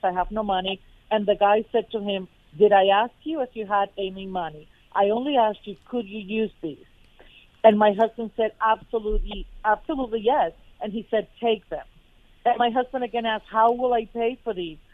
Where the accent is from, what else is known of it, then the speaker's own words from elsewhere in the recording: Fort Lauderdale, Florida, United States; I was from Fort Lauderdale